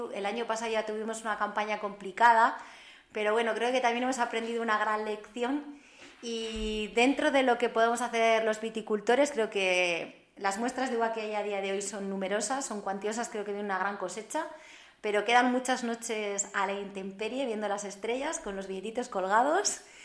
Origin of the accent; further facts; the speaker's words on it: Haro, La Rioja, Spain; moved away as an adult; also born or lived in Barcelona; una zona que para mí era el corazón de mi ciudad, que era la zona de San Felices de Bilibio